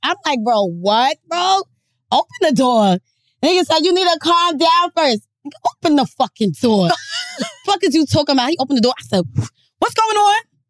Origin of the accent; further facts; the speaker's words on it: New York City, New York, United States; I'm from Staten Island.